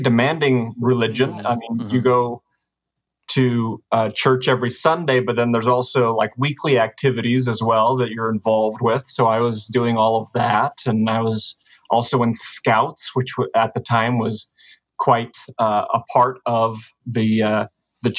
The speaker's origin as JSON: {"language": "English", "town": "Sandy", "region": "Utah", "country": "United States", "tie": "born or raised there", "said": "I grew up in Utah, pretty close to Salt Lake City, little town called Sandy. This is kind of where I grew up."}